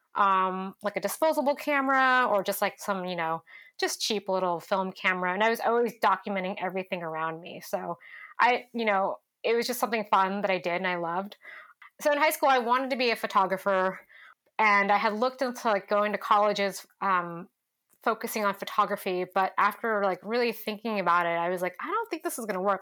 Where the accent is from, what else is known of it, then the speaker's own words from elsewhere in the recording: Stockton, California, United States; also born or lived in San Francisco, California; now in Portland, United States; I grew up in Stockton, California